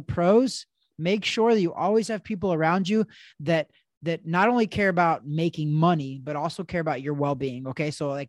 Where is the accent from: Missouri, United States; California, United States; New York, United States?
Missouri, United States; I actually was born and raised in Missouri, which is where Title Boxing headquarters is at.